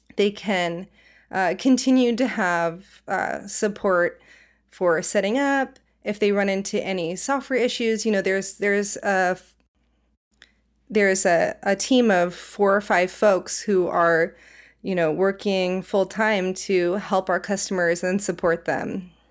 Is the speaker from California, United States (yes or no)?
yes; Silicon Valley, California, United States; moved away as an adult; also born or lived in Savannah, Georgia; now in Portland, United States; I'm originally from the Silicon Valley, though, so I kind of grew up in, you know, uh, Apple, Google, Facebook upbringing